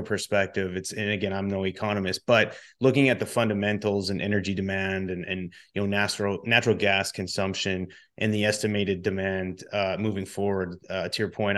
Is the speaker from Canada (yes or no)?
yes; Canada; I'm Canadian